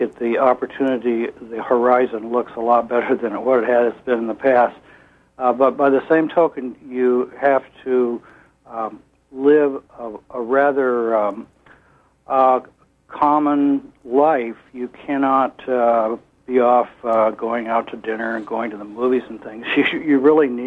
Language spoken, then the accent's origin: English; Midwest, United States; moved away as an adult; now in Garland, United States; My wife and I grew up in the Midwest around farming and came to Maine